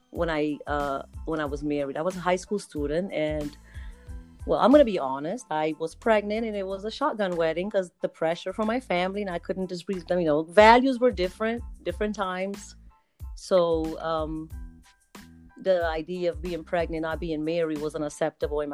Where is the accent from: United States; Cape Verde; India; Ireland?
Cape Verde; English is a second language; moved away as an adult; I am originally from Cape Verde Islands on the west coast of Africa, but I've moved here a while ago, since I was 21, 22 years old.